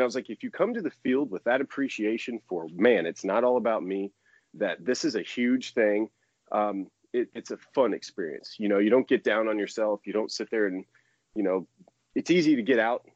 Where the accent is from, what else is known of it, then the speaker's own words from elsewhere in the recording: Florida, United States; I grew up in Florida